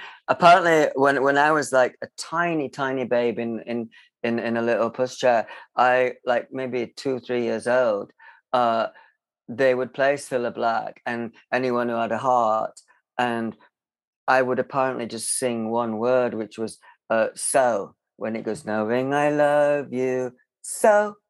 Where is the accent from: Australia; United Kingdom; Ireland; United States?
United Kingdom; Barnsley, Yorkshire and the Humber; I was born in Barnsley, and in a very rough kind of council estate. And I grew up in the kind of 70s there.